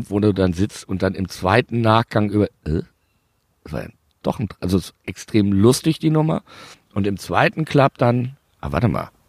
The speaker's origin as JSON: {"language": "German", "town": "Bielefeld", "region": "North Rhine-Westphalia", "country": "Germany", "said": "ich bin ja Bielefelder"}